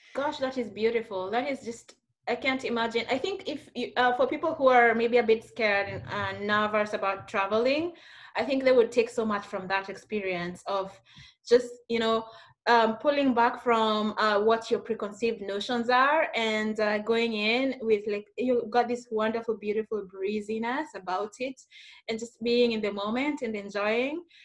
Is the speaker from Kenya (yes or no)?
yes; Kenya; somebody who's coming from Kenya